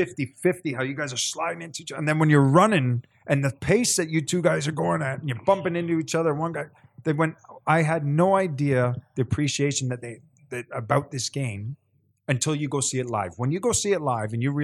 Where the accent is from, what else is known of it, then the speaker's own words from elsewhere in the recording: Canada; also born or lived in England; I'm Canadian